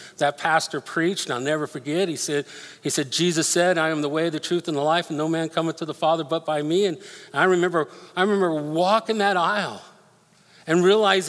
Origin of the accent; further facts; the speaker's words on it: Denver, Colorado, United States; moved away; I grew up in Denver